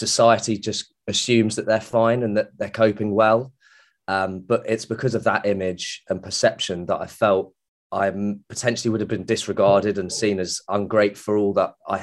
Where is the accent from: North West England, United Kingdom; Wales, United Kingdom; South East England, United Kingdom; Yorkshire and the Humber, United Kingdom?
North West England, United Kingdom; Manchester; moved away as an adult; also born or lived in Florida; now in Banstead, United Kingdom; I grew up around in the Manchester area